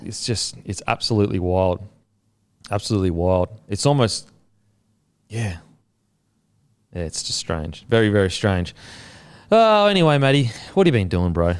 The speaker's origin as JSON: {"language": "English", "region": "Queensland", "country": "Australia", "said": "as a Queenslander"}